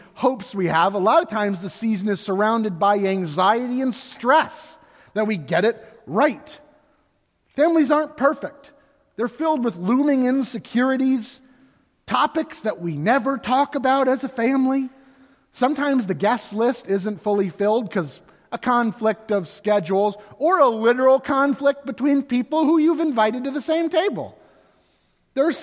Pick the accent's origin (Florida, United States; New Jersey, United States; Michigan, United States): Florida, United States; I grew up in Florida, and I was one of three boys